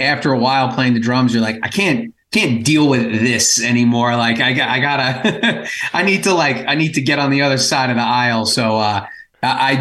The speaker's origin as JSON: {"language": "English", "area": "Long Island", "region": "New York", "country": "United States", "said": "We're from Long Island."}